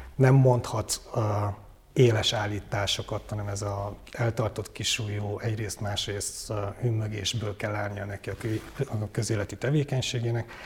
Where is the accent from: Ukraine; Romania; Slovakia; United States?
Romania; Székely, Transylvania; moved away as an adult; also born or lived in Oradea, Romania; now in Budapest, Hungary; én nagyon székely vagyok és nagyon Erdély vagyok